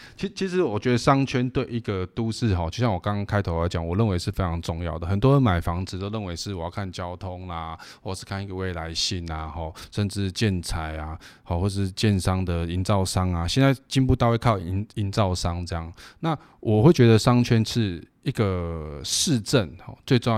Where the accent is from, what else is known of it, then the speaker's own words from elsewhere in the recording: Taipei, Taiwan; 我们台北人